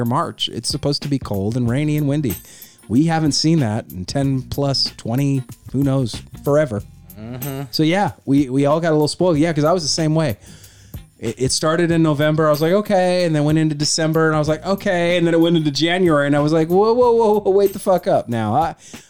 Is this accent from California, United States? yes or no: yes; California, United States; I've never lived anywhere else. I'm born and raised in California